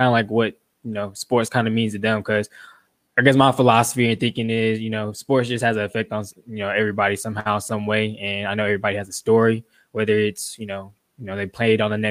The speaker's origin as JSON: {"language": "English", "town": "Atlanta", "region": "Georgia", "country": "United States", "tie": "born or raised there", "said": "I'm from Atlanta, Georgia, born and raised in Atlanta, Georgia."}